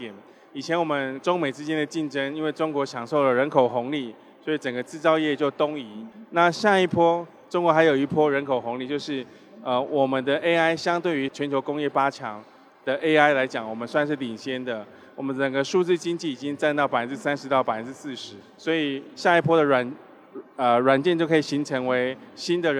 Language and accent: Chinese; Taiwan; 啊，对对对，对我我是台湾人。